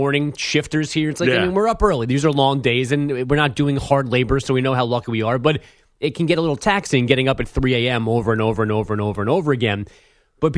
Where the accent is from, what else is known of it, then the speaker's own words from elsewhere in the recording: New York, United States; as a New Yorker